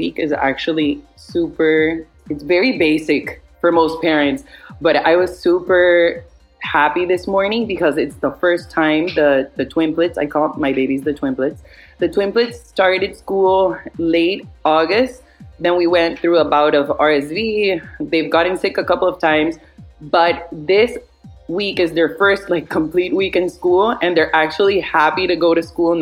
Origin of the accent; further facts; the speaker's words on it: Miami, Florida, United States; moved away as an adult; also born or lived in Spain / Barcelona, Spain; I was living in Spain for the past 10 years, but I grew up here in Miami. But my parents are Colombian